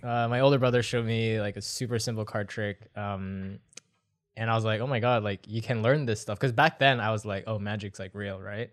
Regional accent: Boston, Massachusetts, United States; moved away as an adult; also born or lived in Vancouver, Canada / Singapore; now in Pasadena, United States; originally, actually, I'm from Boston, Massachusetts. Grew up there for the longest time

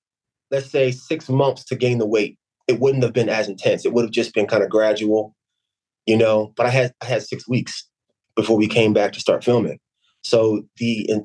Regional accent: Camden, New Jersey, United States; I'm from Camden, New Jersey

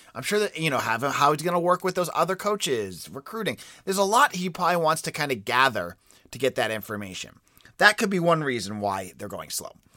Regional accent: New England, United States; I'm, I'm from New England

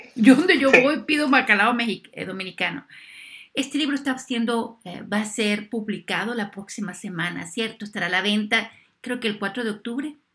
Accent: Venezuela; moved away; yo soy venezolana, la comida mía aquí es venezolana

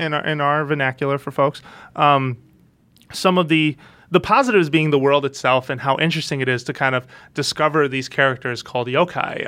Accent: United States; being American

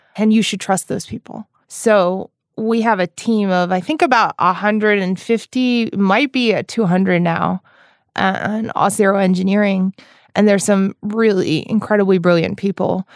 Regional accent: New York, United States; especially in the East Coast, which is where I'm from, I'm from New York.

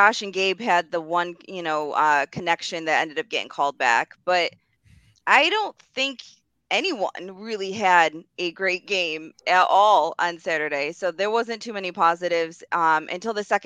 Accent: outside of Rochester, New York, United States; I grew up right outside of Rochester.

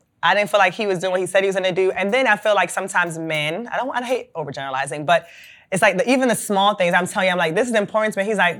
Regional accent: Jamaica; moved away; As a Jamaican, we used to have someone we would call them a helper.

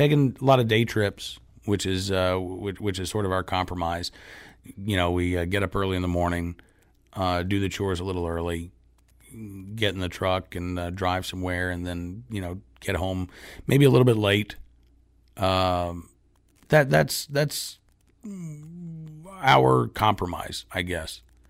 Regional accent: New York City, New York, United States; I grew up in New York City.

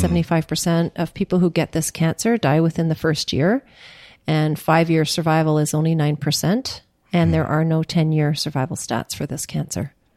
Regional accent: Churchill, Manitoba, Canada; now in Ottawa, Canada; 1962 when I was born in Churchill.

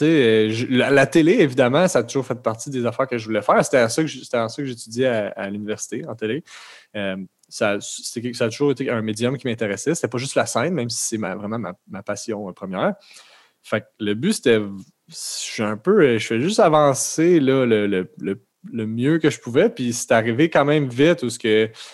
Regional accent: Terrebonne, Quebec, Canada; je viens de, de Lachenay

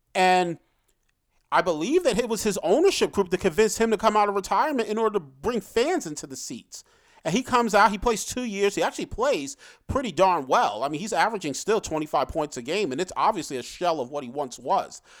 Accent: New York City, New York, United States; I was born in Brooklyn, so I grew up and remember hearing stories

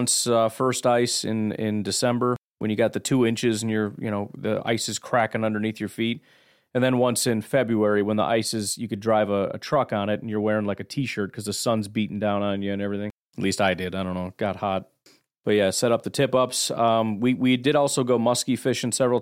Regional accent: Illinois, United States; I'm from Illinois

